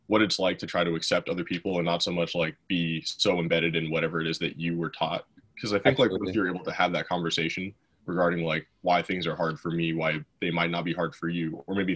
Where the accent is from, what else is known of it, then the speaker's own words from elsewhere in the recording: Colorado, United States; moved away as an adult; now in Nebraska, United States; I come from Colorado